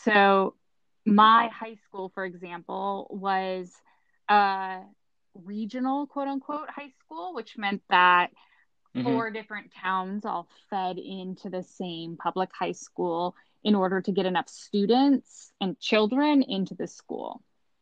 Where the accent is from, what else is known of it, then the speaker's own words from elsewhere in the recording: Cambria, California, United States; moved away as an adult; living in Cambria is that we were some of the only Asian American people in town. We were the only family with Chinese heritage at all.